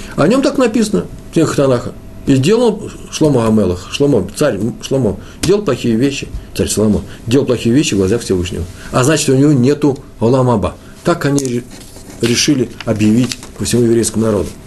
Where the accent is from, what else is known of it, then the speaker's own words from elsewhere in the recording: Russia; я из России